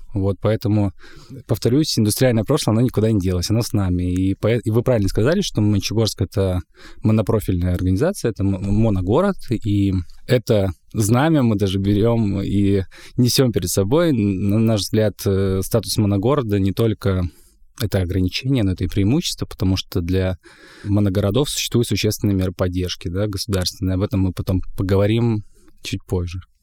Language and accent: Russian; Monchegorsk, Murmansk Oblast, Russia; я родился в Мочегорске.